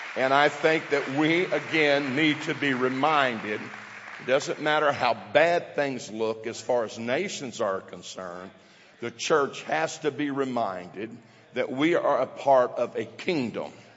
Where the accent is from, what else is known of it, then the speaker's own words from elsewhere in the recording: southeast Missouri, United States; as a kid in southeast Missouri